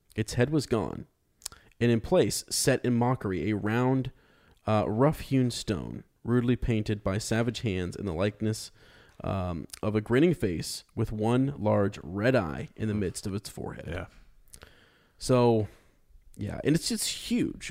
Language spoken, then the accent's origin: English; Ohio, United States; we're from the Shire of America in, in, in Ohio